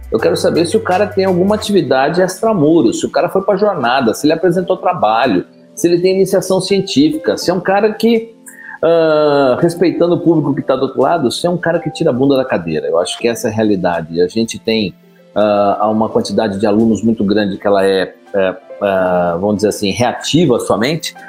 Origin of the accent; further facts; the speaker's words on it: São Paulo, Brazil; moved away as an adult; now in Ribeirão Preto, Brazil; Eu sou de São Paulo, vim estudar em Ribeirão Preto.